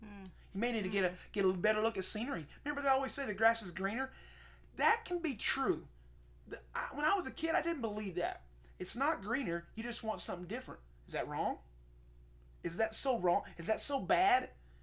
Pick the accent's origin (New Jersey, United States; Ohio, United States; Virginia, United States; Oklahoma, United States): Oklahoma, United States; Seminole; moved away; I am from Seminole, Oklahoma